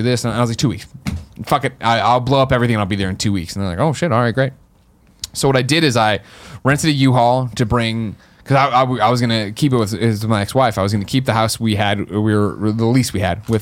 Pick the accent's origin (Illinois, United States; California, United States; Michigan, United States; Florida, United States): Illinois, United States; Chicago; moved away as an adult; also born or lived in Missouri; now in San Francisco, United States; Growing up in the Midwest